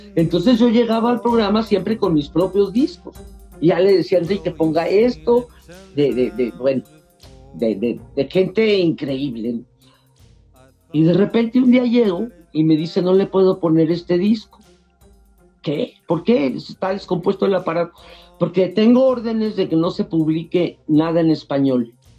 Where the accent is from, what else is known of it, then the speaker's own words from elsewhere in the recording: San Luis Potosí, Mexico; San Luis es mi tierra, es mi cuna